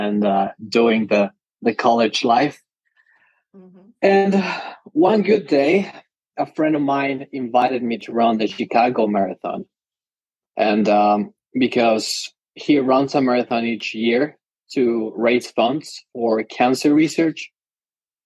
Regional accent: Mexico City, Mexico; I'm originally from Mexico City.

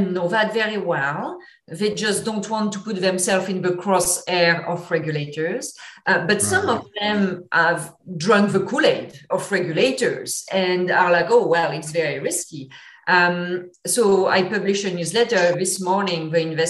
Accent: France; English is a second language; moved away; I apologize in advance if my accent is a bit thick. I'm from France originally

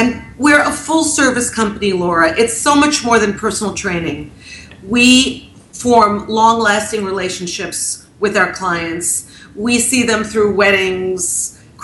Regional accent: New York, United States; I'm from New York

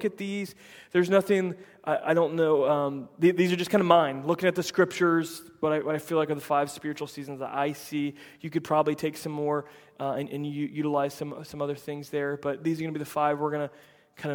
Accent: Central Florida, United States; I grew up in Central Florida

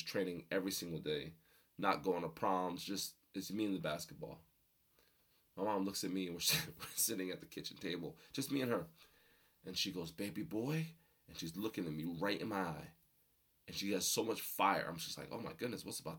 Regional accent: Rockaway, New Jersey, United States; also born or lived in Passaic, New Jersey; We moved from Passaic to Rockaway, New Jersey

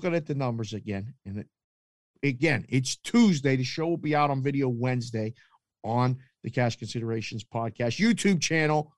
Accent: Pittsburgh, Pennsylvania, United States; I grew up in Pittsburgh

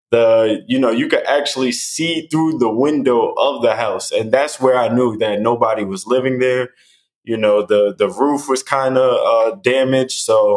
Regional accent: New York City, New York, United States; now in Tampa, United States; I'm from Staten Island, New York

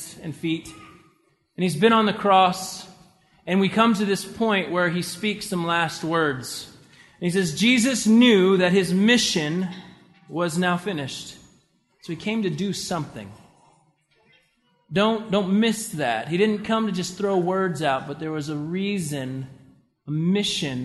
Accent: the South, United States; I was raised in the South

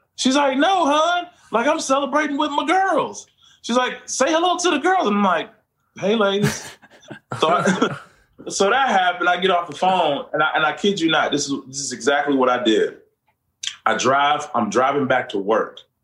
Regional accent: Orlando, Florida, United States; Central Florida, my hometown, my home city of Orlando.

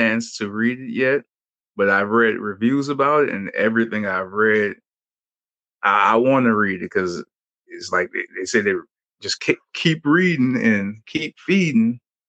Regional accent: New Orleans, Louisiana, United States; now in Orlando, United States; I'm from New Orleans, so I've never really experienced snow like that.

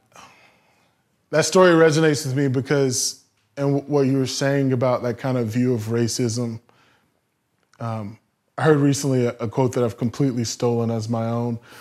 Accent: the South, United States; Growing up in the South

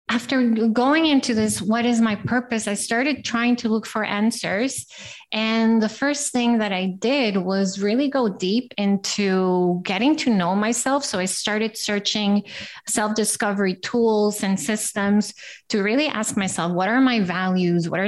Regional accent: Costa Rica; also born or lived in Brazil; now in Amsterdam, Netherlands; uh, I am from Costa Rica and I lived in Brazil.

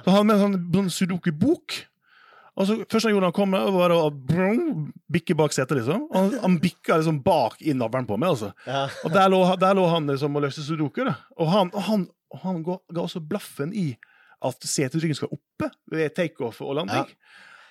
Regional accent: Western Norway, Norway; Jeg kom fra gård på Vestlandet

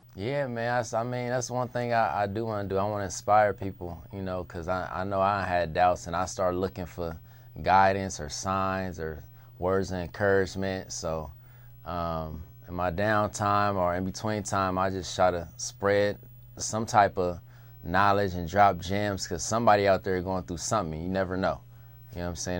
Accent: Compton, California, United States; I'm from Compton

